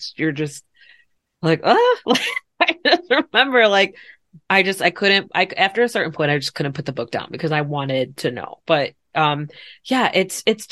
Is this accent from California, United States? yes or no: no; Chicago, Illinois, United States; my grandmother on my mom's side in Chicago, because that's where I'm at with where I'm from